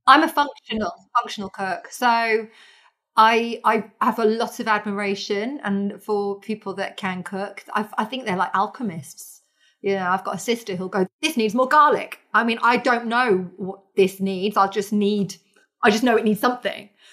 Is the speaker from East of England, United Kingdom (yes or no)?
yes; Norfolk, East of England, United Kingdom; I was born in Norfolk as well